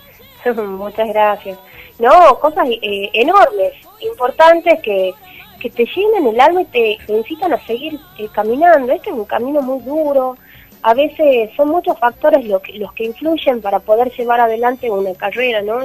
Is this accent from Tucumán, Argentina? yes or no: yes; Tucumán, Argentina; moved away; soy tucumana y llevo mi bandera de mi provincia a donde voy